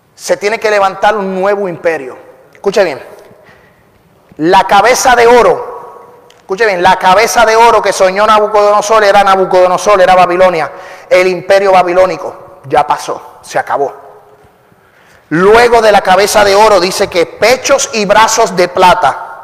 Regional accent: Puerto Rico; soy puertorriqueño y hablo muy rápido

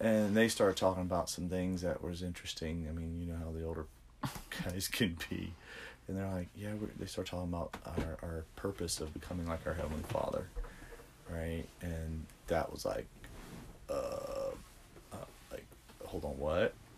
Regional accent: Central, Louisiana, United States; moved away; I'm from Louisiana originally, so um, yeah. Um, grew up in Baton Rouge, Louisiana, a little town called Central

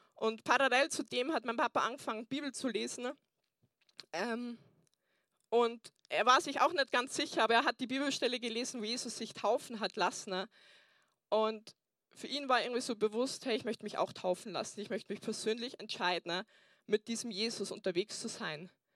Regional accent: Burghausen, Bavaria, Germany; moved away; Ich komme ursprünglich aus Burghausen, deswegen habe ich mir auch einen Dintel anzogen, dass ihr wisst, ähm, ich bin aus Bayern

